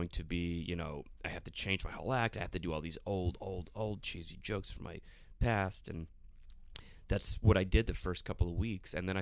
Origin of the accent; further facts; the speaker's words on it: South Florida, United States; I'm from South Florida